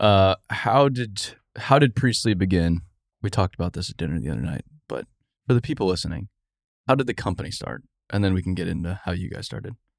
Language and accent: English; Arizona, United States; I grew up in Arizona.